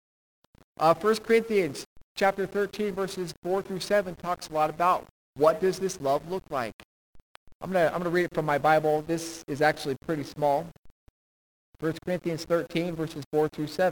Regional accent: United States

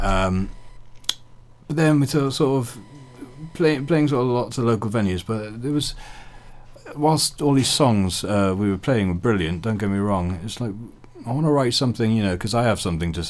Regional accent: Pembroke, Wales, United Kingdom; moved away; Carmarthen was a big city, you know, growing up in Pembroke.

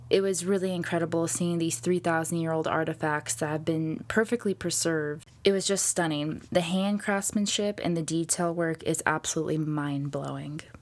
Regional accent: United States; I'm American

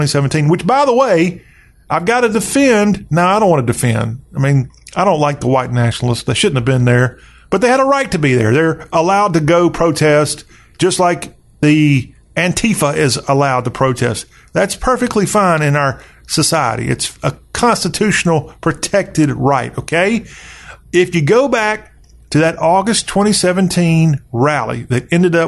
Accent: the South, United States; as a Southerner, a proud Southerner

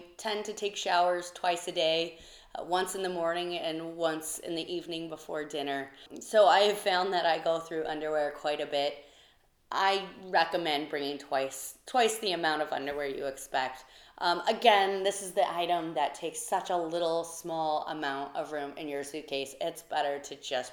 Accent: United States; here in the States

